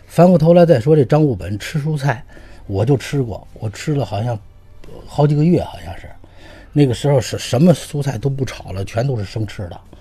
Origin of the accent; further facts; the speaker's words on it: China; 我们中国人